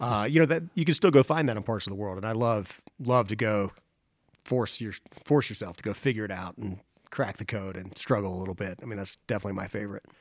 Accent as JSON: {"language": "English", "town": "Boone", "region": "North Carolina", "country": "United States", "tie": "born or raised there", "said": "Boone, North Carolina, which is my hometown"}